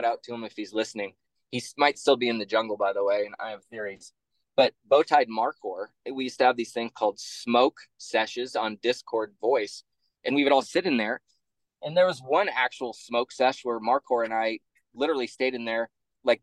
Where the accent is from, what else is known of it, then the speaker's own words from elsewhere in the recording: Pacific Northwest, United States; I'm from the Pacific Northwest, grew up in liberal areas.